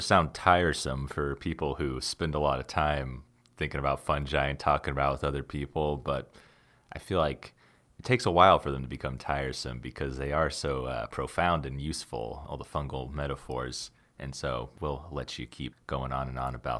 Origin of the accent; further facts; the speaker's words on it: the South, United States; Southerners there like myself